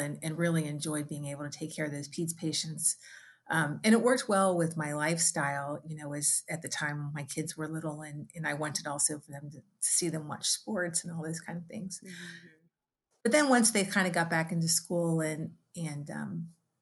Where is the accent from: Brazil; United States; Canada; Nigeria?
United States; Cincinnati, Ohio; came back to my hometown of Cincinnati